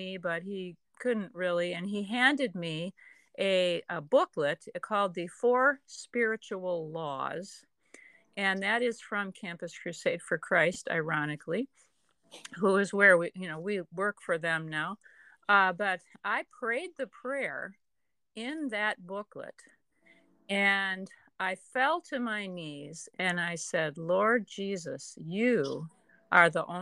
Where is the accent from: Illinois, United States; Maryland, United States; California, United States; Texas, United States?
Illinois, United States; Deerfield; I was raised in Deerfield, where Jim went to seminary